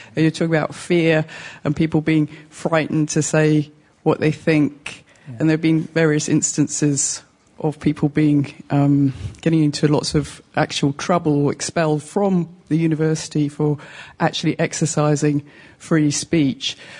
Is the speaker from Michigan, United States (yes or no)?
no; New York City, New York, United States; moved away as an adult; also born or lived in Midwest; I went to undergrad in, in the Midwest, but I'm from New York